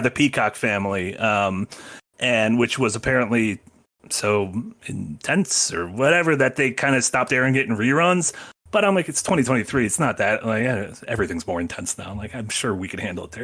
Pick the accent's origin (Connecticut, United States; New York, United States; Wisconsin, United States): Wisconsin, United States; near Portage; a prison near my hometown